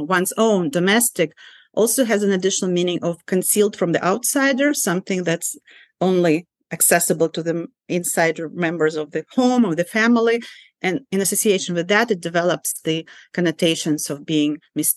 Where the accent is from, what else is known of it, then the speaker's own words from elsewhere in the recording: Ukraine; English is a second language; now in United States; a Soviet Jew growing up in Soviet Ukraine